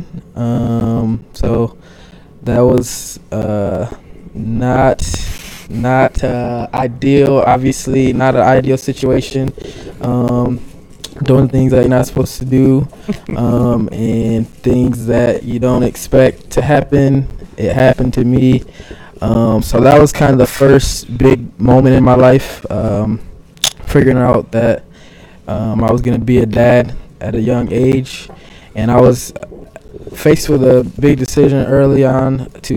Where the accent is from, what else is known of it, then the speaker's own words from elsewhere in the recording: Grand Rapids, Michigan, United States; I grew up in Grand Rapids. Always lived downtown Grand Rapids